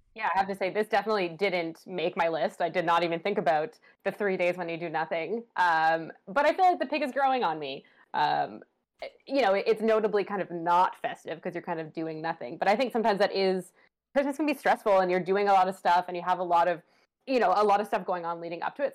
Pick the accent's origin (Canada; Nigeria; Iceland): Canada; Ottawa, Ontario; growing up in Ottawa